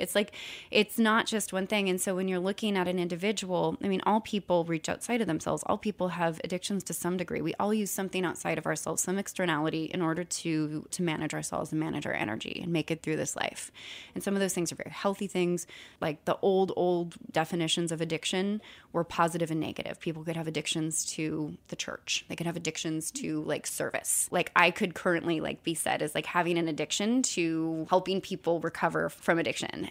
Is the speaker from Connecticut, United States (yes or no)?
no; California, United States; I grew up in California